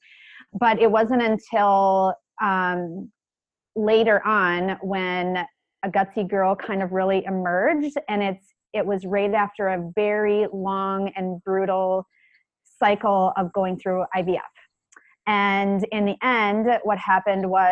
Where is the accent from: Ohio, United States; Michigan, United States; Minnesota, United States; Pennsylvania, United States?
Minnesota, United States; about an hour from Minneapolis; my hometown, which is where we live now, up to Minneapolis, which is about an hour from my hometown